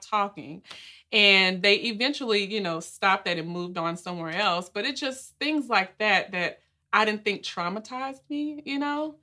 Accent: Nashville, Tennessee, United States; moved away as an adult; also born or lived in Miami, Florida; I'm originally from Nashville, Tennessee, born and raised, and I grew up in Edge Hill.

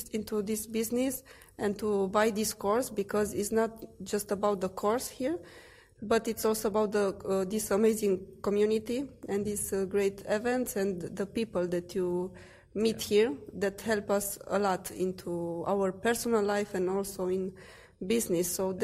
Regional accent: Romania; English is a second language; also born or lived in Brasov, Romania; Yes, so we live in Romania, in Brasov, in the middle of Romania, and we started like 3 years and ASM 4 mm-hmm. ago. 3 years ago, and we started without knowing the language. We didn't speak English

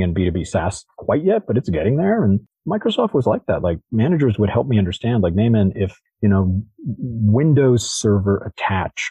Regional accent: Toronto, Ontario, Canada; now in Bay Area, United States; as a Canadian from Toronto, like, we go to, having grown up in Toronto, like, and living now in the Bay Area

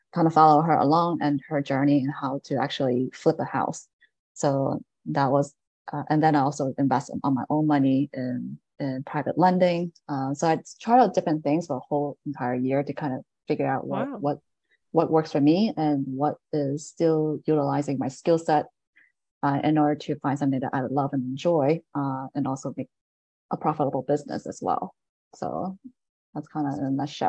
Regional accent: Delaware, United States; moved away as an adult; also born or lived in Bergen County, New Jersey; now in New Jersey, United States; I am New Jersey, but I grew up in Delaware.

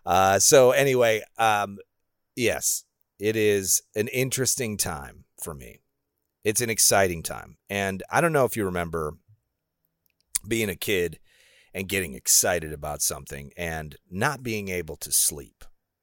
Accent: Illinois, United States; I grew up in Illinois where it was really flat.

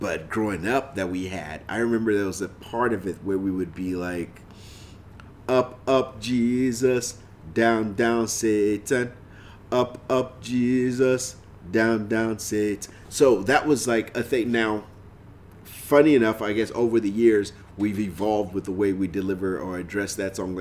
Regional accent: Nigeria; growing up in Nigeria, this was a song that every church, every gathering of Christians, you heard, every gathering of Nigerians

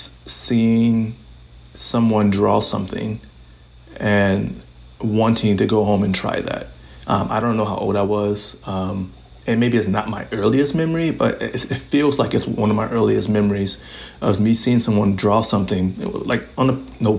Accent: Chicago, Illinois, United States; moved away as an adult; now in Stevens Point, United States; I started growing up in Chicago, and I lived there for the first 18 years of my life or so

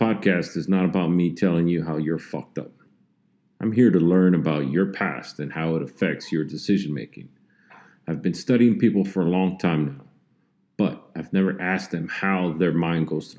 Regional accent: Los Angeles, California, United States; also born or lived in El Monte; I was born in Los Angeles

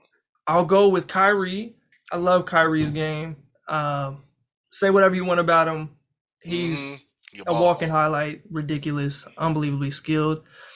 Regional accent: Kansas, United States; I'm from Kansas.

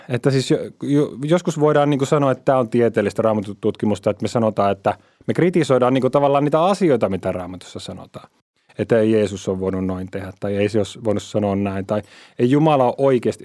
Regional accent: Finland; meillä Suomessa

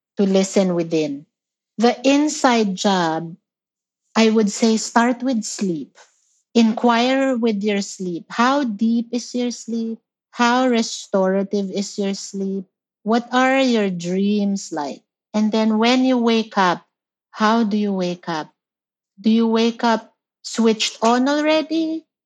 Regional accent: Philippines; moved away; I, I grew up in the Philippines

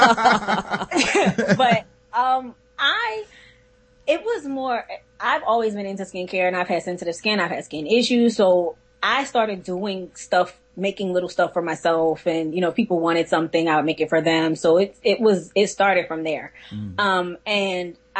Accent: Philadelphia, Pennsylvania, United States; I'm from Philly

